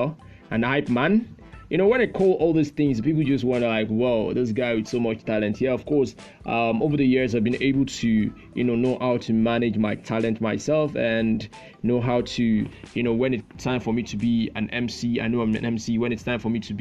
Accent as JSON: {"language": "English", "country": "Nigeria", "said": "I'm a Nigerian"}